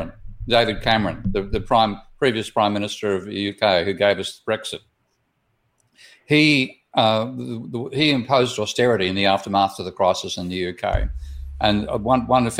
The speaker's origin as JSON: {"language": "English", "country": "Australia", "said": "my home country of Australia"}